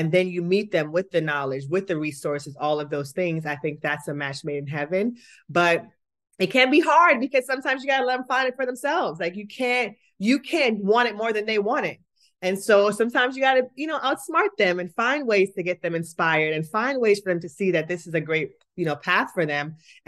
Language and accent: English; Kingston, Jamaica; I'm from Kingston, Jamaica, and track and field is like the most popular sport there.